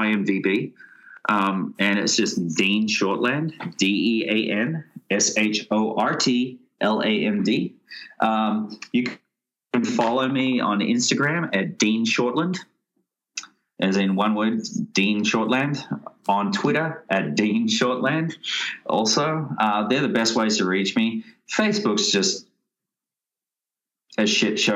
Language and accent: English; Australia; accent: Australian; moved away